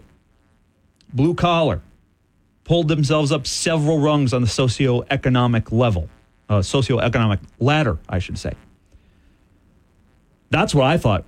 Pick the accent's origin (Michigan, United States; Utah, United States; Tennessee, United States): Michigan, United States; Southwest; now in Lansing, United States; I'm from Southwest Michigan, which, again, is essentially Chicago. We get all the Chicago broadcasts. Everyone I grew up with was a Cubs or White Sox fan.